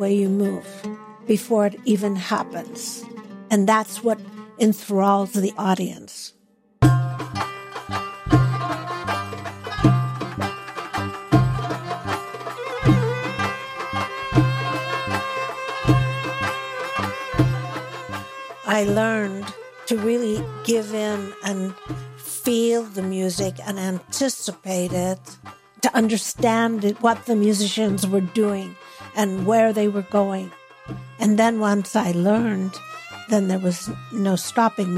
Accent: Pittsburgh, Pennsylvania, United States; moved away as an adult; now in Los Angeles, United States; I was born in Pittsburgh, Pennsylvania

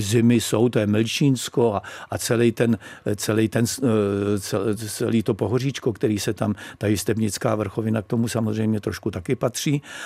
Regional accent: Střezimíř, Central Bohemian Region, Czechia; moved away as an adult; now in Sedlec-Prčice, Czechia; já pocházím ze Střezimíře, což je asi dvanáct kilometrů od Monince.

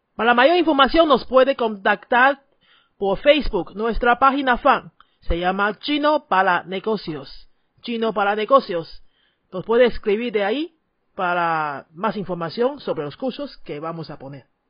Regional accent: Taiwan; first language Chinese; Spanish is a second language; tu maestra de chino de Taiwán

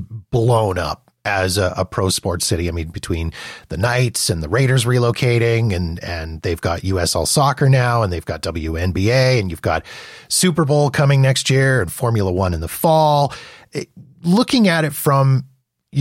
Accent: Winnipeg, Manitoba, Canada; I'm born and raised in Winnipeg

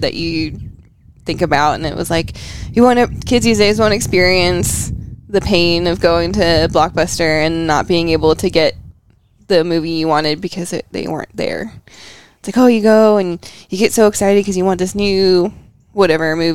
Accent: Pennsylvania, United States; also born or lived in Illinois; my hometown is where I grew up in Pennsylvania

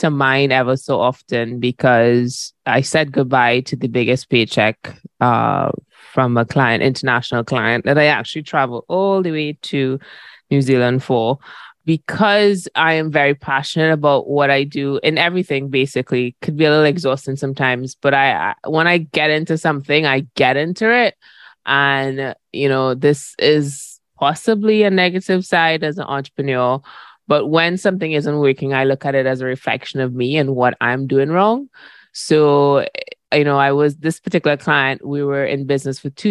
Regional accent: Trinidad & Tobago; moved away; also born or lived in Barbados; I'm from Trinidad and Tobago, which we call ourselves the mother of carnival

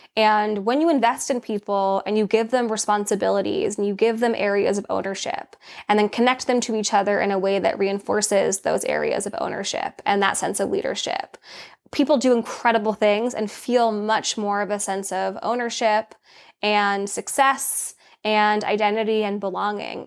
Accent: Laguna Beach, California, United States; also born or lived in Los Angeles; I was born in Los Angeles and I grew up in Orange County, California, specifically in Laguna Beach

